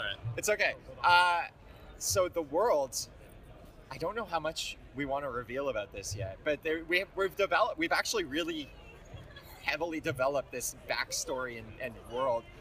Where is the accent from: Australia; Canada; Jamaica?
Canada; I'm from Canada